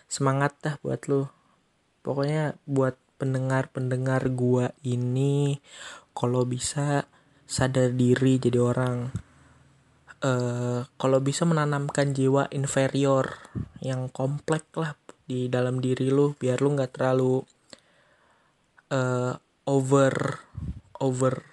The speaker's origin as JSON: {"language": "Indonesian", "town": "Bekasi", "region": "West Java", "country": "Indonesia", "said": "gua orang Bekasi"}